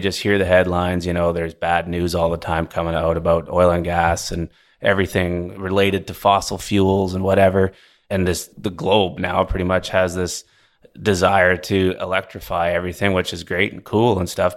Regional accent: Vancouver, British Columbia, Canada; moved away as an adult; also born or lived in Alberta; now in Houston, United States; I grew up on the West Coast, Vancouver, B C

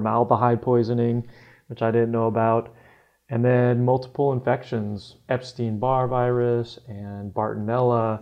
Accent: New Jersey, United States; moved away; also born or lived in Olympia, Washington; growing up in New Jersey where I did

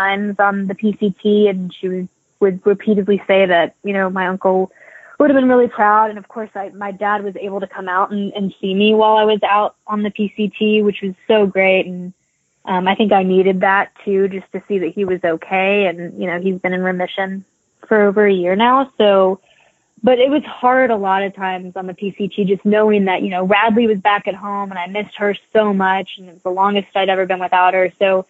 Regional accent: Appalachians, United States; And I grew up in the Appalachians. I lived there when I went to App State, and I went to UTC. I went to University of Tennessee in Chattanooga. So, I mean, I grew up going there.

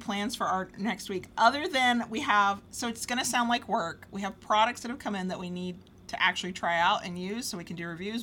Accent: United States; accent: southern; Mississippi, North Florida drawl; my southern accent comes out more

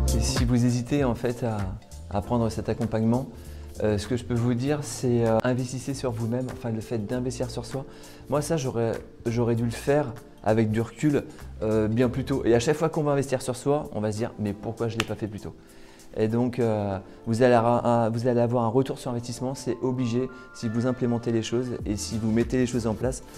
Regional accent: Tours, Centre-Val de Loire, France; je suis de Tours

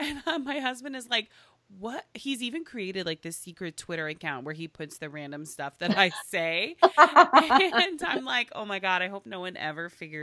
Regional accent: Tulsa, Oklahoma, United States; moved away; we're from Oklahoma originally. And it literally we're from Tulsa.

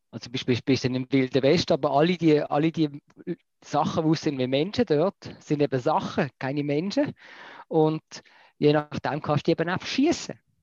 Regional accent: Basel, Basel-Stadt, Switzerland; ich als Basler wohne ja sehr, sehr noch am, am großen Kanton Deutschland.

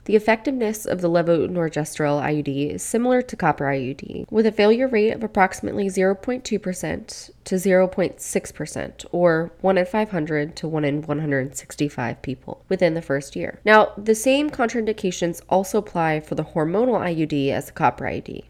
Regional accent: Virginia, United States; my home state of Virginia

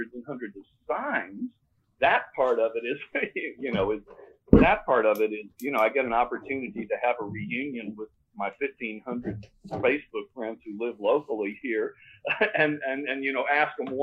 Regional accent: Tennessee, United States; moved away; I've lived here for a long time. I grew up in Tennessee

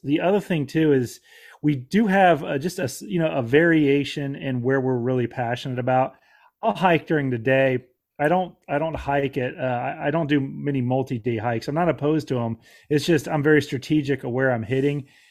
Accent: Florida, United States; I'm a, a Florida native. I grew up in Florida.

